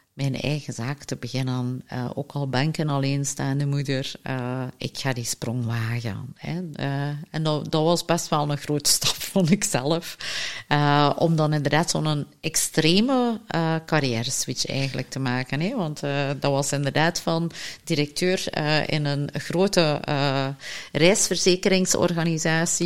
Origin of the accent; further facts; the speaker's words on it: Flanders, Belgium; als Vlamingen